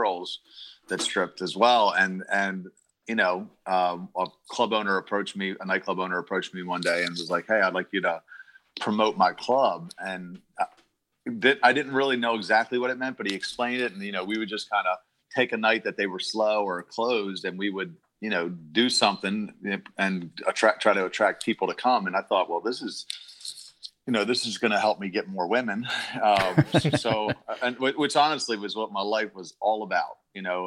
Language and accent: English; Baltimore, Maryland, United States; I was born and raised in Baltimore, Maryland